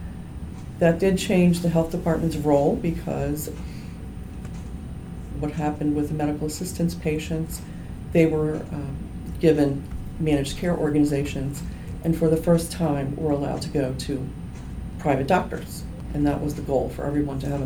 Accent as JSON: {"language": "English", "area": "Harford County", "region": "Maryland", "country": "United States", "tie": "born or raised there", "said": "I grew up here in Harford County, and so some of the moms I went to high school with at Edgewood"}